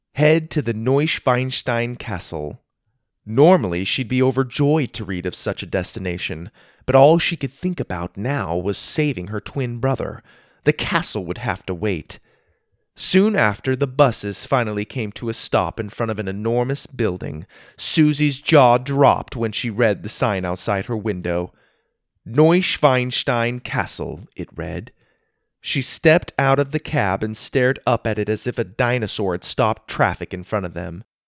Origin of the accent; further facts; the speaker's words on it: United States; also born or lived in Spain; I'm from the USA